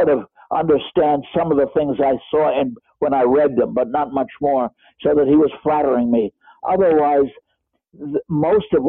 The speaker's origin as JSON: {"language": "English", "country": "United States", "also_born_or_lived": "East Germany", "accent": "American", "moved": "as an adult", "lives_now": "Germany", "said": "as an American in the GDR"}